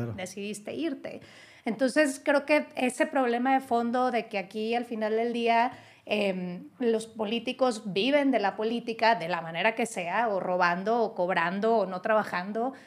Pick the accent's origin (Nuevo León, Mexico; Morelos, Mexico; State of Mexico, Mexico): Nuevo León, Mexico; en Nuevo León, mi tierra, en la Sultana del Norte